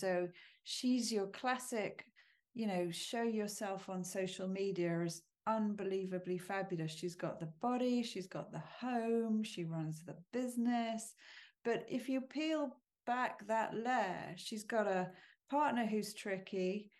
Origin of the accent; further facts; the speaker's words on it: United Kingdom; There's something mm-hmm. that feels to me as a British person, very American in the core of his stories.